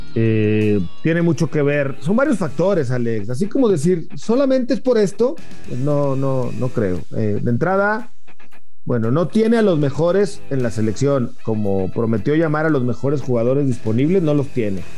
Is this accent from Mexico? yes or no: yes; Mexico; como mexicanos